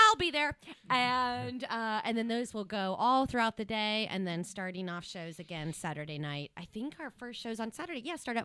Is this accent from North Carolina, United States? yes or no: no; Ohio, United States; I'm from Ohio, so